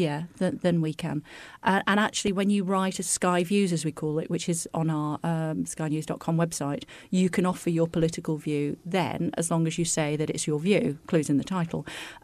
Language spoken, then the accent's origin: English; Wigan, North West England, United Kingdom; I'm from Wigan